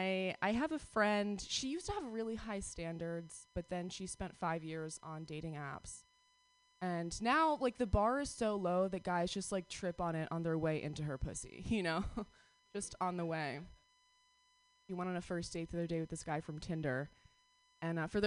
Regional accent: New York, United States; moved away; I'm from New York

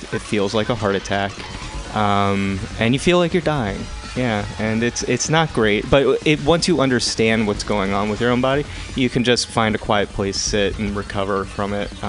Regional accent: northwest New Jersey, United States; I grew up in New Jersey.

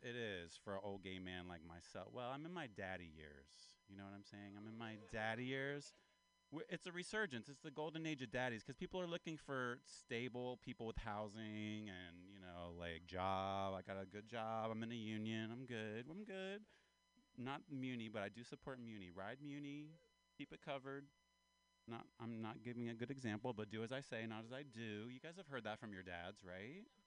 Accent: Appalachia, United States; now in California, United States; I'm from Appalachia. I'm kind of from the South. Uh, I'm an Appalachian man

